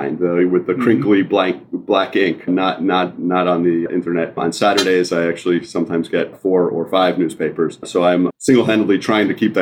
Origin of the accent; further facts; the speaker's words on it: New Jersey, United States; I grew up in New Jersey